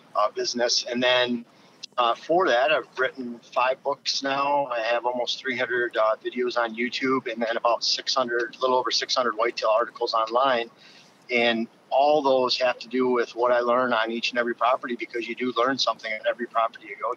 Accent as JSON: {"language": "English", "region": "Lower Michigan", "country": "United States", "tie": "born or raised there", "also_born_or_lived": "Upper Peninsula, Michigan", "moved": "as an adult", "lives_now": "Wisconsin, United States", "said": "I grew up in Lower Michigan, first 27 28 years of my life there."}